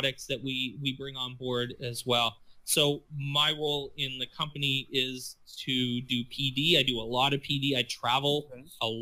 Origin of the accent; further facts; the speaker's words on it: Peterborough, Ontario, Canada; now in Barrie, Canada; I grew up in Peterborough